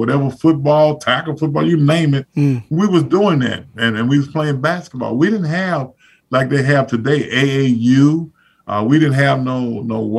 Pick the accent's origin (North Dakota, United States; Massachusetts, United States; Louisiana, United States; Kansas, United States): Louisiana, United States; Zachary; moved away; so we're two people that's from Zachary, Louisiana. And, you know, it's a small town, and I try to get back as much as I possibly can